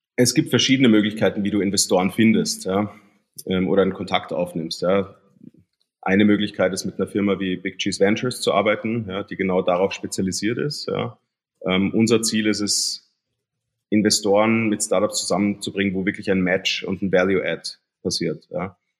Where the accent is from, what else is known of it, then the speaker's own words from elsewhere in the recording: Germany; now in Austria; ich bin in Deutschland aufgewachsen